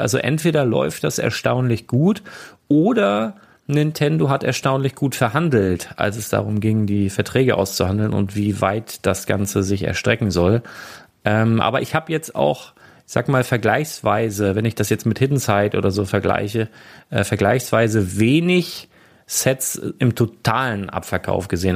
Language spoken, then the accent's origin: German; Northern Germany, Germany; ich bin Küstenkind hier, ne, ich bin Norddeutscher